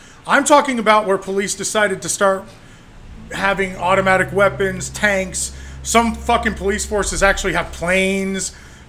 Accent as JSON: {"language": "English", "country": "United States", "said": "as an American"}